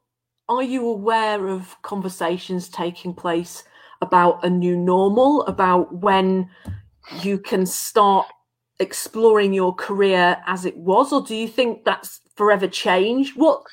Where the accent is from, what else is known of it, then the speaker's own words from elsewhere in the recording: Oceanside, California, United States; So I am from Oceanside, California.